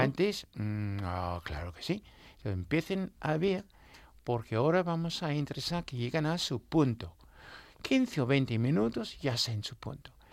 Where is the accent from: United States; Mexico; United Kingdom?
United Kingdom; Newmarket, East of England; Spanish is a second language; moved away; iba mucho a mi pueblo, a Newmarket